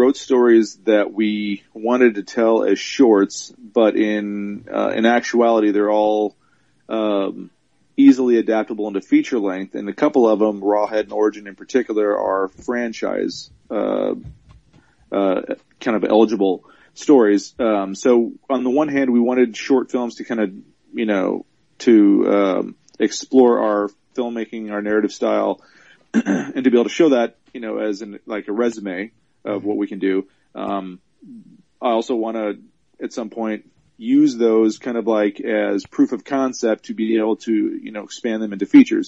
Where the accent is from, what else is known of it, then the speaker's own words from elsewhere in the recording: Minnesota, United States; also born or lived in Kansas / Arizona / California / Texas; now in Dallas, United States; I grew up in Minnesota after being born in Kansas.